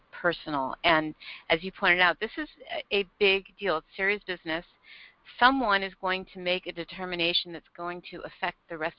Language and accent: English; Southern California, United States; now in Charleston, United States; I grew up in Southern California, and for many, many years, I missed the culture, and I missed being outside all the time.